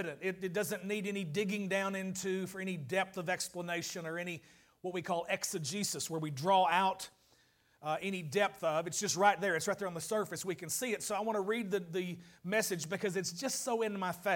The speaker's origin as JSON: {"language": "English", "country": "United States", "said": "I'm completely American"}